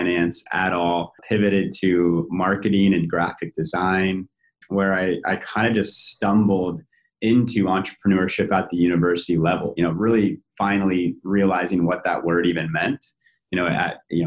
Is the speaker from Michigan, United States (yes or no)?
no; Billings, Montana, United States; also born or lived in North Dakota / Bozeman, Montana; I grew up in Montana, specifically born in North Dakota. Family quickly moved to Billings, Montana, largest city in the state